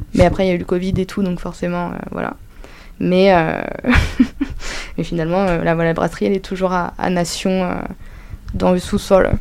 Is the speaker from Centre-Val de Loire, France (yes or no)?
yes; Dreux, Centre-Val de Loire, France; je viens de Dreux, donc euh, c'est une petite ville